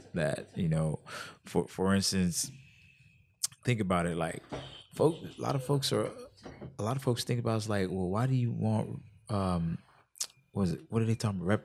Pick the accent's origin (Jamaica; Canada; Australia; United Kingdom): Jamaica; moved away; I'm from Jamaica